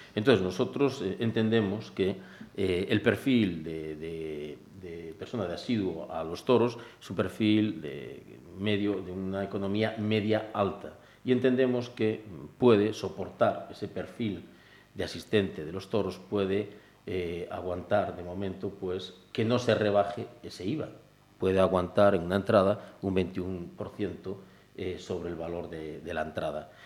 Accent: Cambados, Galicia, Spain; yo soy de Cambados

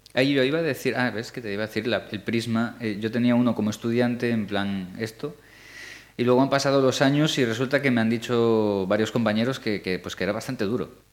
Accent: Galicia, Spain; nosotros ya somos gallegos de, cuatro generaciones o cinco

